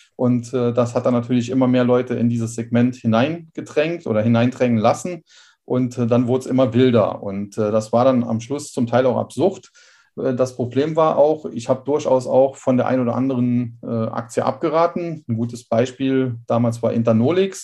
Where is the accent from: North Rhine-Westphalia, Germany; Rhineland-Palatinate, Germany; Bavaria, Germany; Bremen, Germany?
Rhineland-Palatinate, Germany; Trier; geboren hier in Trier und da wohne ich auch im Moment wieder